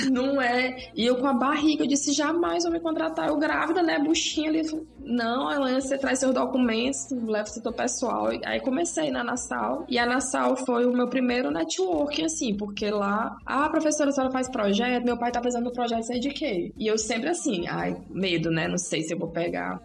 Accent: Teresina, Piauí, Brazil; moved away as an adult; also born or lived in Brasília; now in Parnaíba, Brazil; Sou teresinense, saí de Teresina em 2003

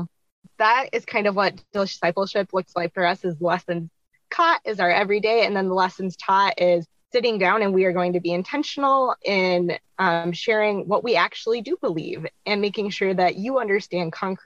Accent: Minnesota, United States; I am from Minnesota in the United States

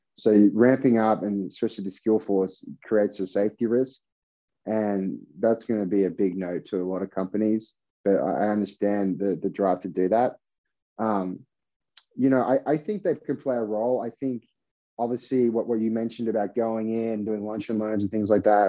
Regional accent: Australia; now in United States; I'm from Australia

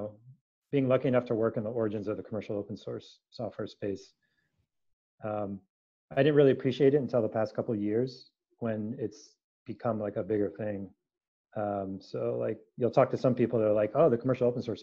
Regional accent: San Francisco Bay Area, California, United States; born or raised there

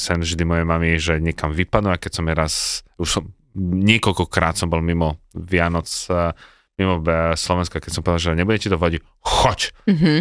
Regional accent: Czechia; ako rodený Čech

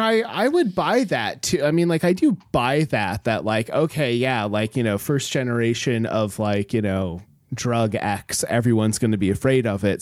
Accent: Homer, Alaska, United States; moved away; we grew up in Homer

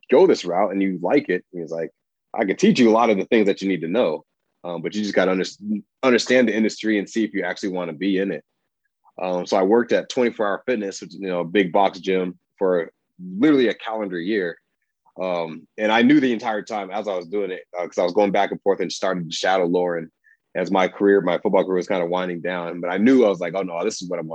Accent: Aurora, Colorado, United States; moved away as an adult; also born or lived in Des Moines, Iowa / Washington; I grew up in Aurora, Colorado.

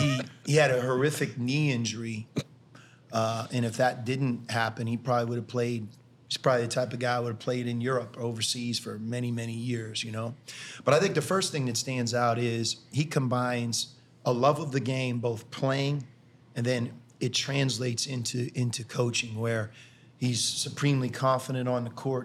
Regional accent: Pittsburgh, Pennsylvania, United States; moved away as an adult; now in Cincinnati, United States; I grew up in Pittsburgh

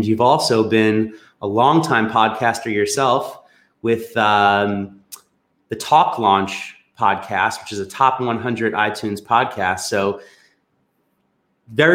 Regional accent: Long Island, New York, United States; I grew up in the New York metropolitan area on Long Island

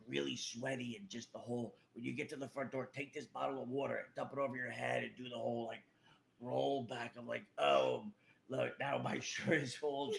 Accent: New York City, New York, United States; also born or lived in Brooklyn; I'm from Queens

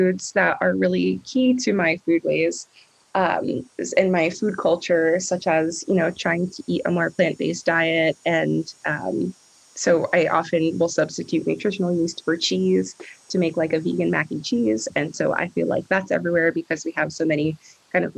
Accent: New Jersey, United States; now in Vermont, United States; So I grew up in New Jersey, and I grew up in a very small suburb

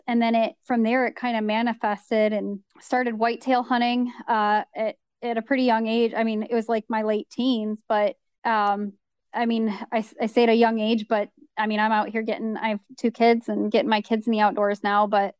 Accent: Great Lakes, United States; So for me, I mean, I grew up on the Great Lakes, so I've been fishing for as long as I could hold a fishing pole in my hands.

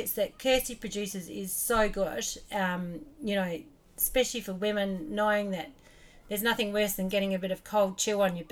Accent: Australia; now in New Zealand; I grew up in Australia and we came over to like New Zealand

